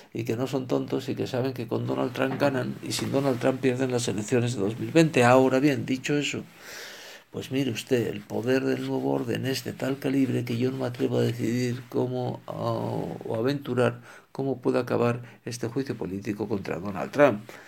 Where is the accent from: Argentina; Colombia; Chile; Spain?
Spain; como español e hispano, por lo tanto, que soy